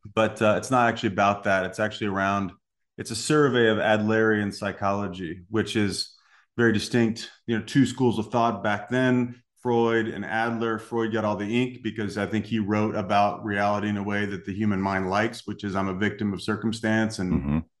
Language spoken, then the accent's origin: English; Salem, Illinois, United States; moved away; I was born in Southern Illinois. Um, grew up in a little town called Salem, Illinois.